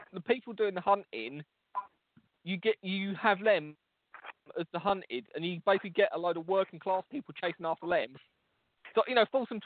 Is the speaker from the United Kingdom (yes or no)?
yes; England, United Kingdom; as an English person